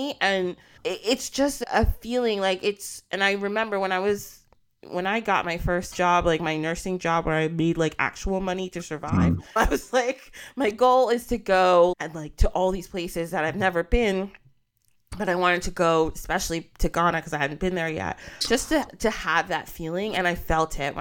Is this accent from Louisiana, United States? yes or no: no; New Jersey, United States; I was born here in the United States